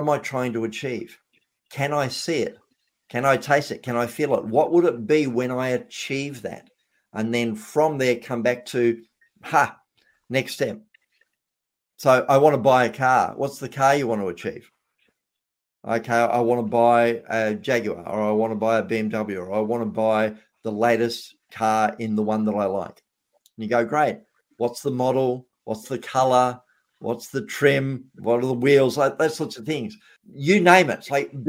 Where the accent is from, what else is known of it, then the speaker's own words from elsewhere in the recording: Australia; I was being an Australian